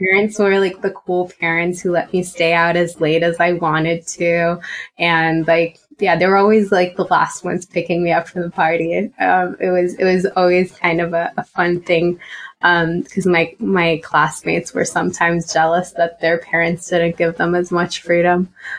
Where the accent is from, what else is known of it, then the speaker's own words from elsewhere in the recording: Romania; English is a second language; moved away as an adult; now in United States; I'm from Romania, born and raised. Yeah, you wouldn't hear it in my accent, but born and raised, came to the States for college.